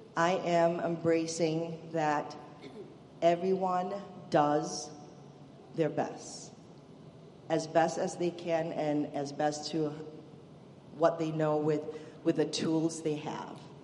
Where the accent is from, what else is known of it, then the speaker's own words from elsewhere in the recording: Malaysia; moved away as an adult; now in United States; originally, I'm from Malaysia. It's a Muslim country. I was raised a Buddhist and a Hindu um, in a bit of a chaotic family, actually. Um, Malaysia is a multi ethnic multi ethnic country, so you know you're exposed to a lot of different ethnicity and religion, and and that's how I grew up